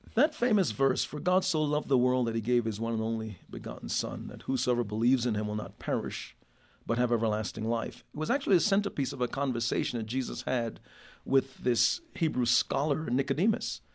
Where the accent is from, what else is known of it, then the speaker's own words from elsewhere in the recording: Jamaica; now in United States; born in Jamaica